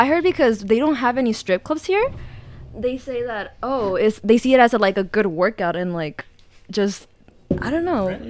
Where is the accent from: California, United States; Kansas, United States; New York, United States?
California, United States; Torrance; moved away as an adult; also born or lived in Irvine, California; now in South Korea